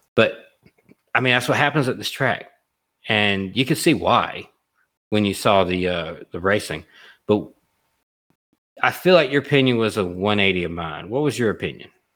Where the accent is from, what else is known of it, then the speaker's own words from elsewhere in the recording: Alabama, United States; I'm from Alabama, and I've been to Talladega a lot of times